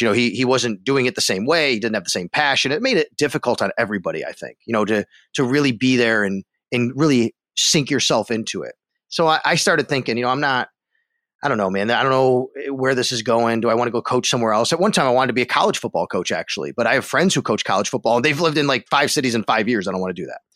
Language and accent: English; Buffalo, New York, United States; moved away as an adult; also born or lived in Florida / Syracuse; a friend of mine here in Buffalo that I grew up